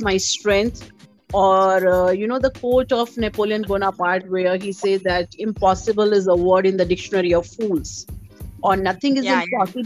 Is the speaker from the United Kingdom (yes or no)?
no; Delhi, India; moved away as an adult; now in Hyderabad, India; I'm born and brought up in Delhi in a middle class family